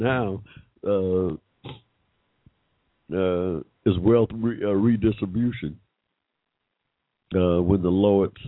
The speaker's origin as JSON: {"language": "English", "town": "Hampton", "region": "Georgia", "country": "United States", "tie": "born or raised there", "said": "I was born in 1945 in Hampton, Georgia, in Henry County, Georgia"}